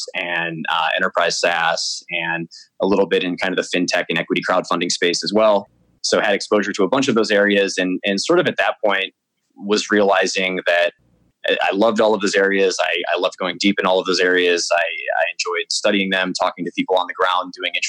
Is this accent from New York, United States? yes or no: no; Michigan, United States; moved away as an adult; now in Paris, France; I grew up mostly in Michigan